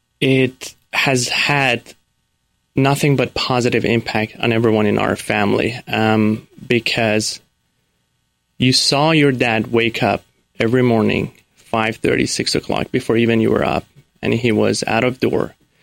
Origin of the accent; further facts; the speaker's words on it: Iran; born there; Sure. So I was born in Iran to a loving family of four.